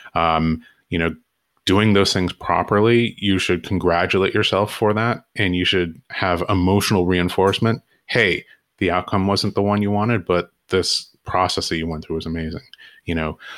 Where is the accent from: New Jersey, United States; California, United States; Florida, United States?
California, United States; Southern; I grew up in Southern California